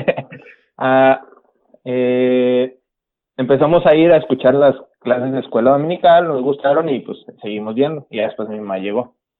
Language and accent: Spanish; Guaymas, Sonora, Mexico; moved away as an adult; also born or lived in Los Mochis, Sinaloa; now in San Luis Río Colorado, Mexico; soy sonorense, eh, criado en Guaymas, Sonora, y ahorita residiendo en San Luis Río, Colorado